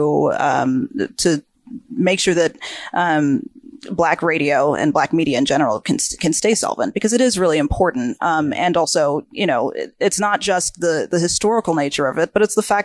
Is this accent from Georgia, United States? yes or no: yes; Georgia, United States; moved away; I grew up in a very small town in Georgia